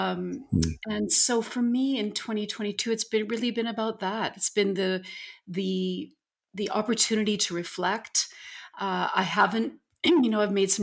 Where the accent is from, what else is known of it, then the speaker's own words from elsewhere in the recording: St. Albert, Alberta, Canada; moved away; St. Albert, my hometown, where I grew up